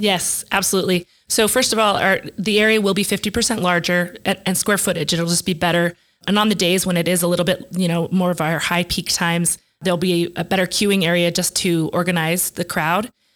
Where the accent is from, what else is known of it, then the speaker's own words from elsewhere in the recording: Denver, Colorado, United States; moved away as an adult; now in New Mexico, United States; growing up in Denver